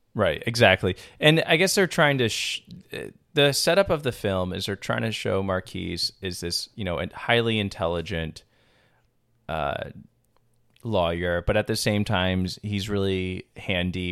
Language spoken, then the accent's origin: English; Long Island, New York, United States; moved away; Long Island originally